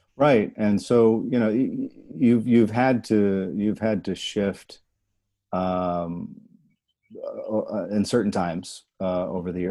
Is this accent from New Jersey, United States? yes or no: yes; New Jersey, United States; I'm from Jersey